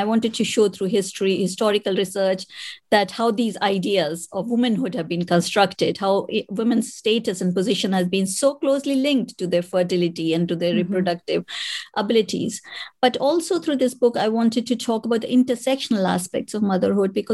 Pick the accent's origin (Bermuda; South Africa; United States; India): India; moved away as an adult; now in United Kingdom; I was born in India and I am a mother